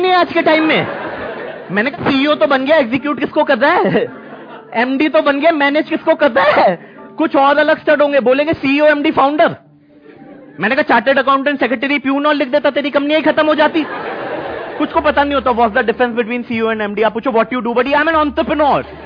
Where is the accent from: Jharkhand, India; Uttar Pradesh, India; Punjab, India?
Uttar Pradesh, India; Saharanpur; मैं सहारनपुर से हूँ